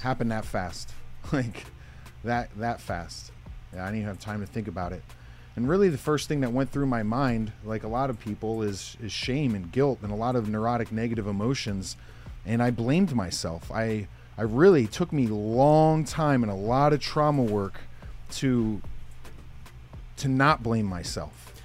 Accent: Pocono Mountains, Northeast Pennsylvania, United States; I'm from Northeast Pennsylvania, called the Pocono Mountains. Grew up on a 75 acre horse farm

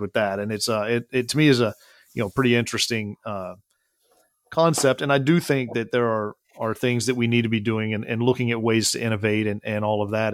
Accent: Midland, Texas, United States; I was born and raised in Midland, Texas

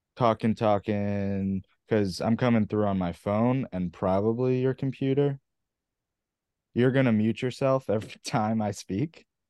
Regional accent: near Philadelphia, Philadelphia area, United States; born or raised there

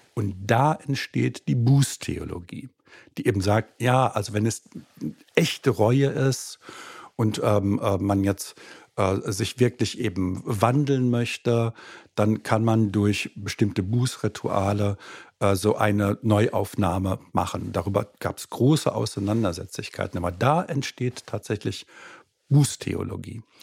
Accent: Germany; also born or lived in Austria / Frankfurt; Ich bin gebürtiger Österreicher, aber äh, dann in Deutschland aufgewachsen

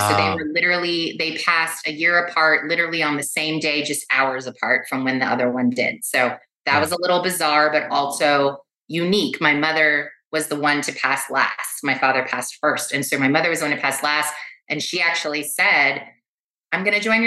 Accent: Los Angeles, California, United States; I was born and raised in West Los Angeles.

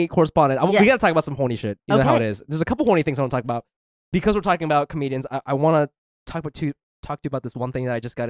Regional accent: Japan; moved away; I'm from Japan. It's a whole thing. It's different when you don't grow up here.

